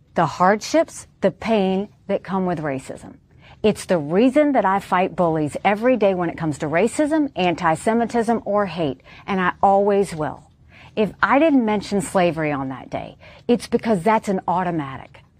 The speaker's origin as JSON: {"language": "English", "region": "Deep South", "country": "United States", "tie": "born or raised there", "said": "how hard it was to grow up in the deep south"}